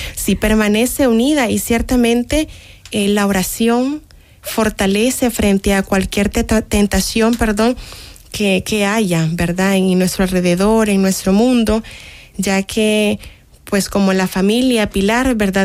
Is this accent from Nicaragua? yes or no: yes; Nicaragua; now in El Salvador; en mi país, de hecho, en Nicaragua